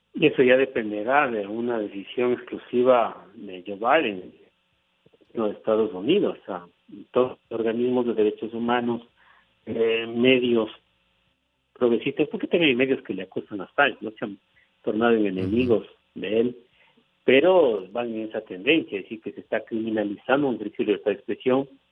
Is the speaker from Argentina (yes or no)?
no; Ecuador